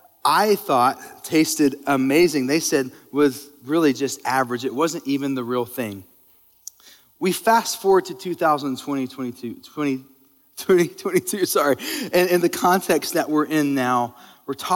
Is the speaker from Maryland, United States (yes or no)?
no; West Texas, United States; moved away as an adult; also born or lived in China; we were born and raised in West Texas and moved to China